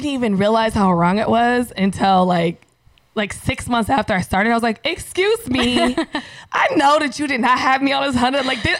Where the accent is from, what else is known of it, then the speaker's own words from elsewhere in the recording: San Diego, California, United States; moved away; I'm from San Diego.